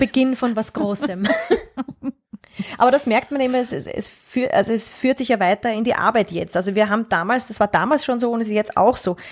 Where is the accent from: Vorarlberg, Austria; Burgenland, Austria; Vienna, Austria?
Vienna, Austria; ich bin aber schon in Wien aufgewachsen und sehr stark mit Wien verwurzelt, also ich bin eine Urwienerin eigentlich.